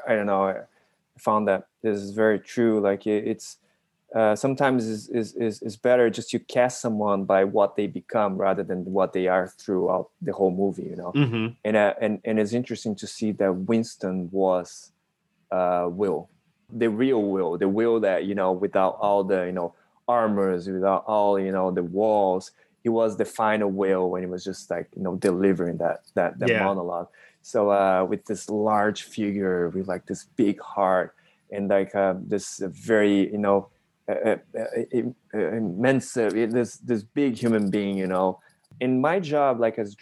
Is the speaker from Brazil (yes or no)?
yes; Brazil; born or raised there